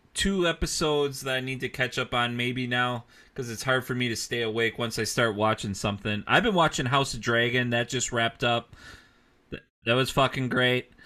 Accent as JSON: {"language": "English", "region": "Midwest", "country": "United States", "said": "I'm only from the Midwest"}